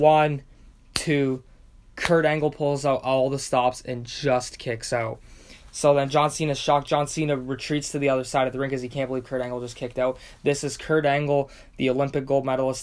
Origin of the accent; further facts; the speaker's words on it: Windsor, Ontario, Canada; my hometown of Windsor, Ontario, Canada